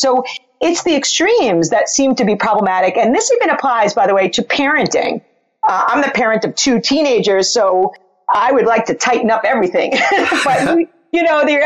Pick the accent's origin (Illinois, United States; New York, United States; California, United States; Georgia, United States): New York, United States; I'm from New York